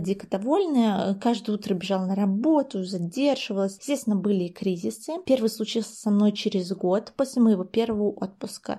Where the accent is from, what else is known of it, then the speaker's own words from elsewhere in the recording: Vitebsk, Vitebsk Region, Belarus; moved away as an adult; also born or lived in Minsk; now in Brest, Belarus; сама я родом из Витебска, и после того, как я закончила БГУшный журфак в Минске, я уже бодро переехала в Брест, где сейчас живу и работаю